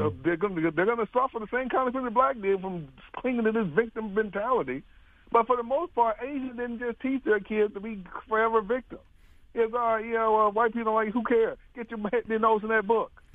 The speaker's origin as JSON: {"language": "English", "town": "Mobile", "region": "Alabama", "country": "United States", "tie": "born or raised there", "said": "I grew up in the South, in Mobile"}